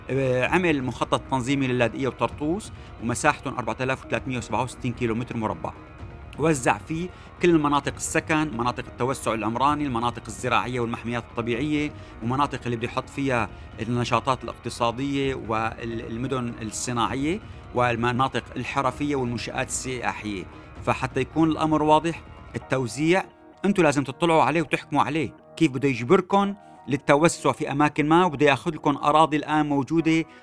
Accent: Syria; كلنا كسوريين نقدر نعرف وين رايحين

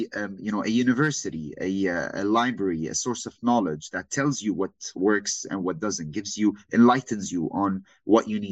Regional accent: Saudi Arabia; moved away; also born or lived in Lebanon / Beirut; born and raised in Saudi my entire life, originally from Lebanon

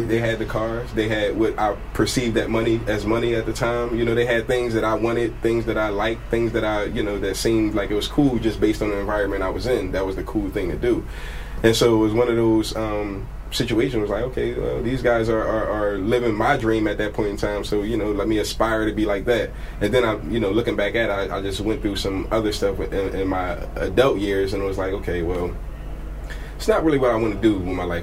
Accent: Philadelphia, Pennsylvania, United States; also born or lived in Milwaukee; I was born in North Philadelphia, um, but I was raised in up a place called Uptown

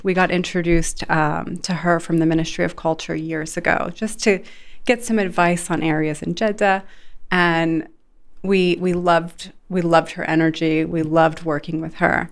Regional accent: Sarasota, Florida, United States; moved away as an adult; also born or lived in Los Angeles / Las Vegas / Saudi Arabia; now in Dubai, United Arab Emirates; I was born and raised in Sarasota, Florida.

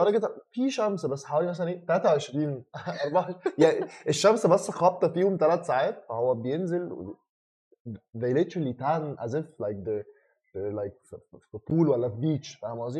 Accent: Egypt; احنا كمصريين

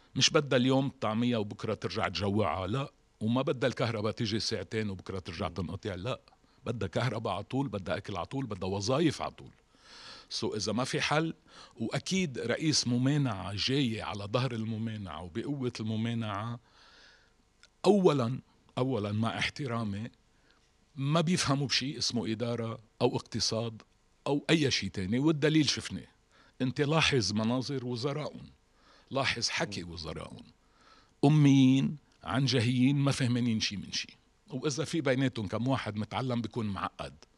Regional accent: Lebanon; عندنا بلبنان

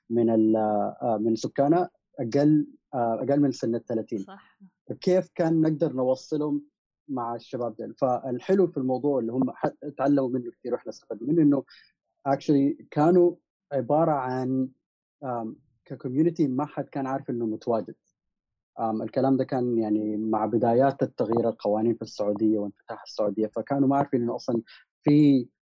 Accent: Sudan; also born or lived in Gulf / United States; انا كشاب سوداني متربى في الخليج كان في مشكلتين اول شيء انه لما كنت بمشي دول الغرب وانا في امريكا كنت آه، بدرس

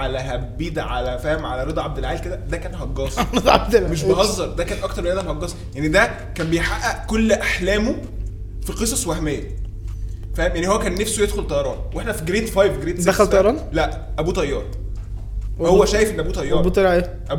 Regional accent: Egypt; مش بنهبد احنا عارفين ان هم ان هم احنا مصريين

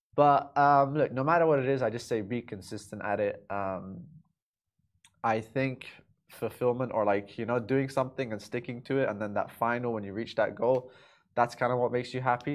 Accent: Dubai, United Arab Emirates; also born or lived in London; my whole life I've been in Dubai. You know, born and raised here

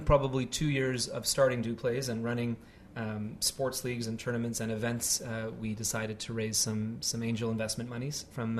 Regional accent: Montreal, Quebec, Canada; moved away as an adult; And I remember back in the day in 2006, 2007, when we both came over from Canada. I'm originally from Montreal and he's from Toronto.

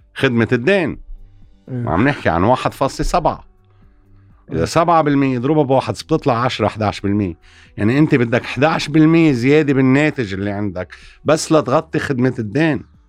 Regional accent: Lebanon

